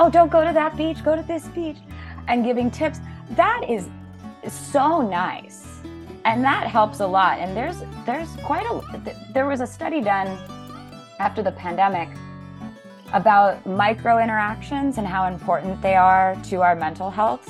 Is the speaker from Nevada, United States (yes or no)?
yes; Las Vegas, Nevada, United States; moved away as an adult; also born or lived in San Francisco / Berlin; now in Portugal; I was born in San Francisco. I grew up in Las Vegas.